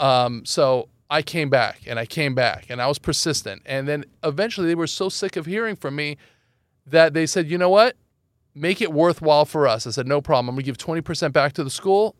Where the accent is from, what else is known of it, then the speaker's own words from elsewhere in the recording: Los Angeles, California, United States; also born or lived in Iran; I grew up in Los Angeles